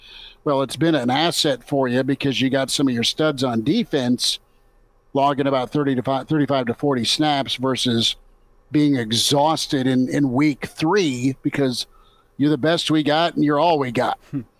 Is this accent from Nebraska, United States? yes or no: yes; Nebraska, United States; this isn't hate towards the Buffs because of a kid growing up in Nebraska watching the Nebraska-Colorado series.